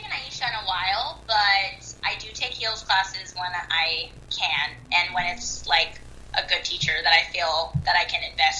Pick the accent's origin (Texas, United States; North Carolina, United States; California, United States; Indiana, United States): California, United States; Bay Area; I'm from the Bay Area.